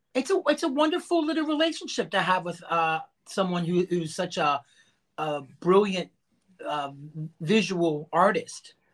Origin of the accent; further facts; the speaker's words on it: United States; I was born and raised about three miles down that road on a little itty bitty farm.